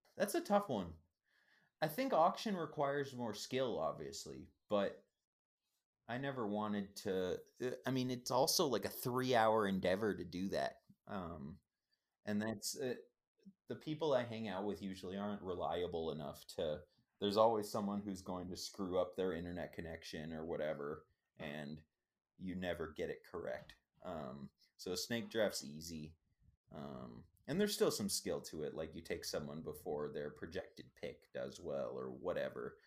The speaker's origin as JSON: {"language": "English", "region": "Minnesota", "country": "United States", "said": "I'm from Minnesota"}